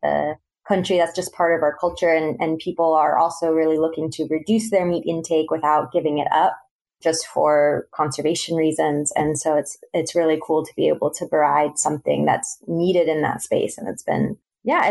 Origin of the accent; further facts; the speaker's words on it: Central Florida, United States; moved away as an adult; also born or lived in Boston; now in Northwest Arkansas, United States; I'm originally from Central Florida, and so I have grown up with, you know, Southern foods